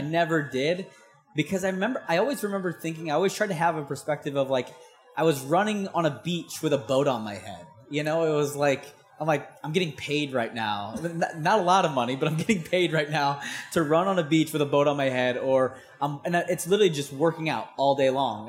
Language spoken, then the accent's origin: English; St. Louis, Missouri, United States; I'm from St. Louis, Missouri, which is like landlocked.